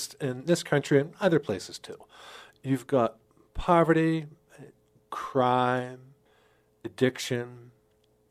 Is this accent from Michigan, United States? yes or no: no; Pittsburgh, Pennsylvania, United States; moved away as an adult; also born or lived in Rochester, New York / Twin Cities, Minnesota; now in Sioux Falls, United States; I grew up in Pittsburgh, Pennsylvania.